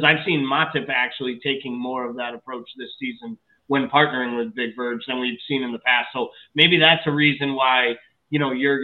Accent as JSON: {"language": "English", "country": "United States", "said": "as an American sports fan"}